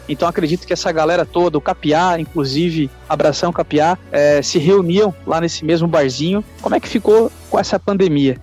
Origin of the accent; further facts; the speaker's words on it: Santa Catarina, Brazil; eu sou de Santa Catarina